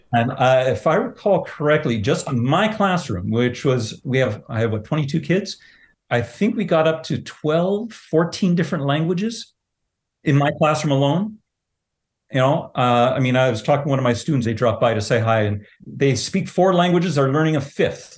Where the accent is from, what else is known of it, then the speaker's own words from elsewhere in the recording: Southern Ontario, Canada; now in Altona, Canada; I grew up in Southern Ontario